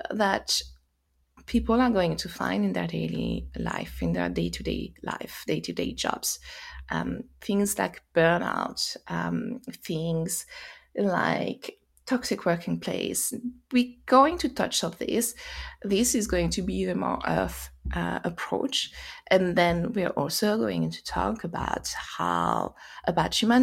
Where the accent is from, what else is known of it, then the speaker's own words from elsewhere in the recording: France; accent: French; English is a second language; moved away as an adult; also born or lived in United States; now in England, United Kingdom; you hear by my accent, probably I am French, but I live in UK, I live in England, and I had lived in US as well.